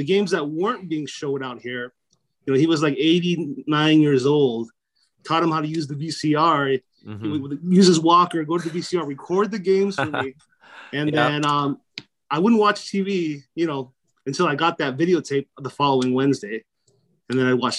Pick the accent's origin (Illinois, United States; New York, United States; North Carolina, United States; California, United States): California, United States; Coachella Valley, Southern; I'm originally from the Coachella Valley, Southern California